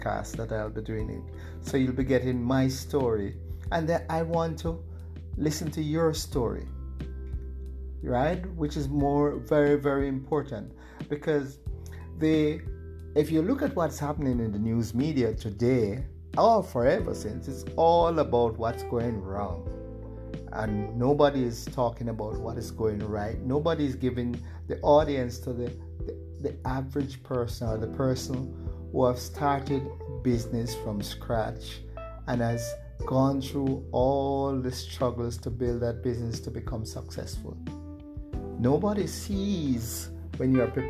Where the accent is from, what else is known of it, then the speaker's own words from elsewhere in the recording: Jamaica; I'm from Jamaica